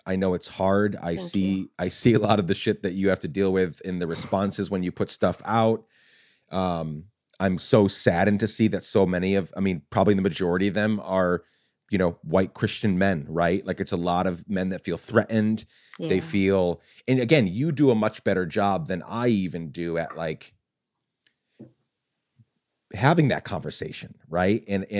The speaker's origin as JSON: {"language": "English", "country": "Guatemala", "tie": "born or raised there", "said": "I grew up in a very violent country. I grew up in Guatemala."}